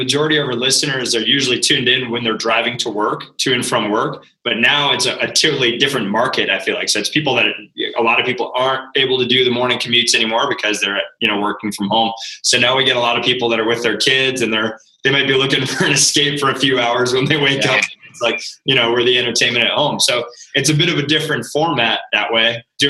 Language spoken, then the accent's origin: English; Rhode Island, United States; You're going to laugh because I'm actually from Rhode Island.